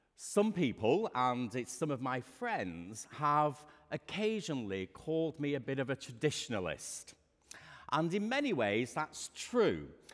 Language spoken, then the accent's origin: English; Lancashire, North West England, United Kingdom; I grew up in Lancashire